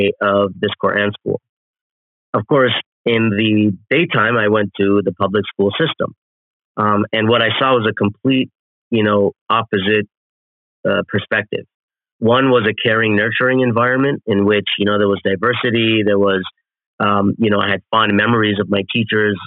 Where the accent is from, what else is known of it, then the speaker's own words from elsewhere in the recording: Toronto, Ontario, Canada; I'm born and raised in Toronto, Canada